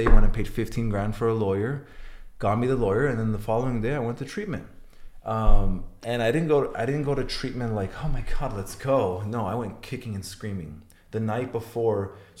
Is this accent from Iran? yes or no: yes; Iran; born there; So I'm Armenian. I was born in Iran, and we don't have a race in prison.